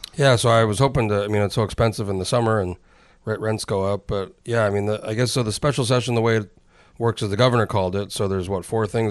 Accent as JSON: {"language": "English", "region": "New Mexico", "country": "United States", "tie": "born or raised there", "said": "I, I grew up in New Mexico"}